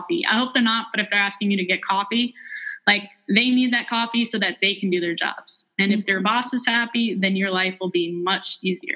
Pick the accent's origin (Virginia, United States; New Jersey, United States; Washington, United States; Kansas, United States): Virginia, United States; Christiansburg; I was from Christiansburg